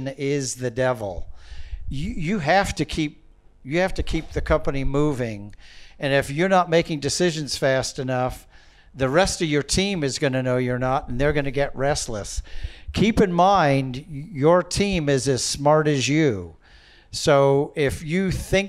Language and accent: English; San Francisco, California, United States; I was born and raised in San Francisco